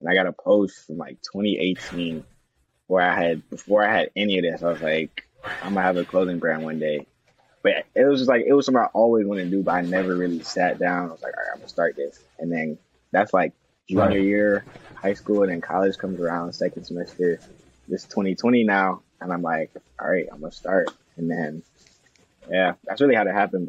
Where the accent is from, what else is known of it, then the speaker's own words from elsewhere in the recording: Atlanta, Georgia, United States; moved away as an adult; now in Kentucky, United States; I'm from Atlanta